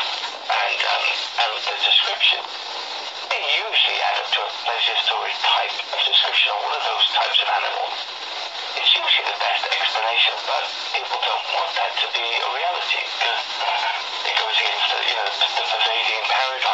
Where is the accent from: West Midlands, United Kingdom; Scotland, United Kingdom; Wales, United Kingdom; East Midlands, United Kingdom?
Wales, United Kingdom; I'm from Wales